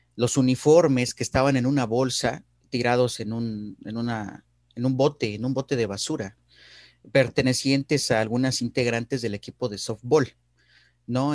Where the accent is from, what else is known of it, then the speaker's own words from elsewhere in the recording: Mexico; me siento muy orgulloso de ser mexicano y, también de haber nacido en un país con, con una diversidad cultural como el nuestro